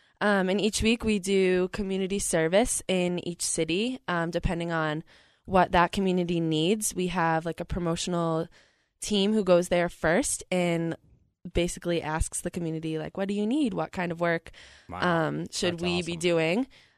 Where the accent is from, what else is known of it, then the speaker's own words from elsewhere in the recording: Boston, Massachusetts, United States; I'm from Boston, Massachusetts.